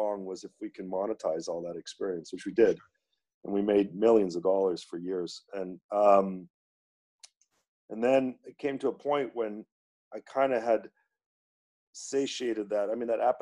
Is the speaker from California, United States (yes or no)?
yes; Santa Monica, California, United States; moved away as an adult; also born or lived in Boston / New York; I was born in Santa Monica, California, and went to big public high school, a beautiful place to grow up.